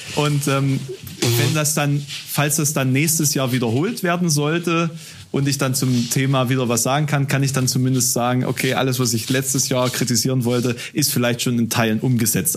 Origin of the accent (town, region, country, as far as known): a village near Halle, Saxony-Anhalt, Germany; born or raised there; now in Halle, Germany